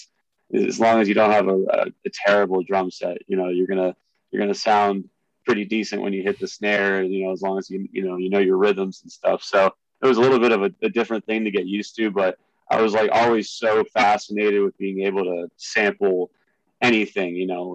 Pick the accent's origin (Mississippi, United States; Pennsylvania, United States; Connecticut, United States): Pennsylvania, United States; Philadelphia; I don't know if you know, but I came from Philadelphia originally. I went to Temple University.